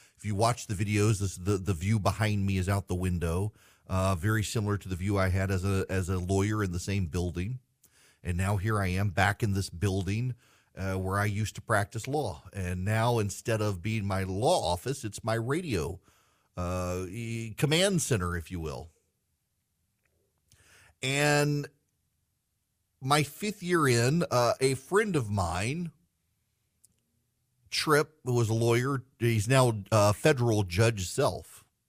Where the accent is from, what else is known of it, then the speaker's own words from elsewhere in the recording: Dubai, United Arab Emirates; now in United States; I grew up in Dubai and spent most of my life traveling the world before coming back to the South.